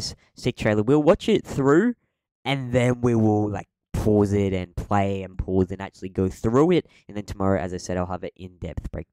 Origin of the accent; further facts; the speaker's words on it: Australia; I'm Aussie